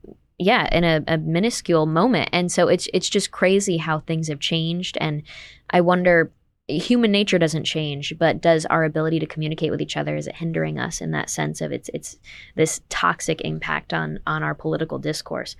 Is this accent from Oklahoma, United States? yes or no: no; Saratoga Springs, New York, United States; I'm from Saratoga